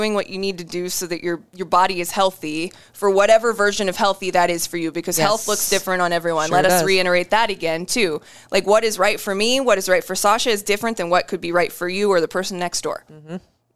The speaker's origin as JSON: {"language": "English", "region": "Iowa", "country": "United States", "said": "I'm from Iowa"}